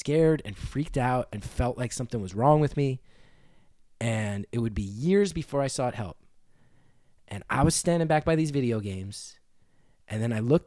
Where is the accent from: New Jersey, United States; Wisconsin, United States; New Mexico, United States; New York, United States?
New Jersey, United States; This dude from my hometown, this older punk guy named Brian Malloy